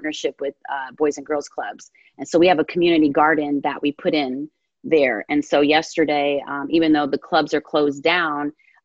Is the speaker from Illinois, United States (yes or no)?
no; New Jersey, United States; I grew up in North Jersey